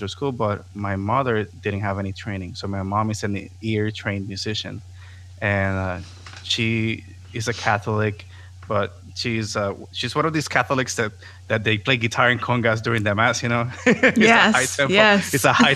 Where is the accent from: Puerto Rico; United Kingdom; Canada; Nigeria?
Puerto Rico; Caguas; first language Spanish; English is a second language; moved away as an adult; also born or lived in San Juan, Puerto Rico / Florida; I was born in San Juan. I was raised in the capital for the first 4 years. And once my sister was born, we moved to the city of Caguas, and that's where I lived my whole life until I left in 2008